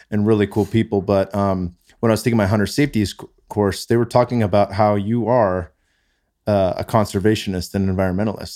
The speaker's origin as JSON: {"language": "English", "area": "Bay Area", "region": "California", "country": "United States", "tie": "born or raised there", "moved": "as an adult", "lives_now": "Austin, Texas, United States", "said": "I grew up in the Bay Area, not far from where you live now"}